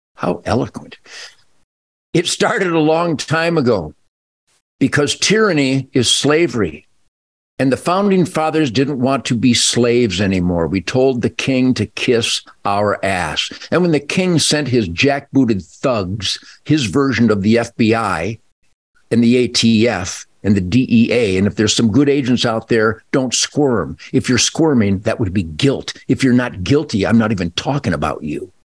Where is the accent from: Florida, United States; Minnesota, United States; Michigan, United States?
Michigan, United States; Detroit; I, am 74 years old now, and I was born in Detroit when we were the uh, work ethic epicenter of humanity.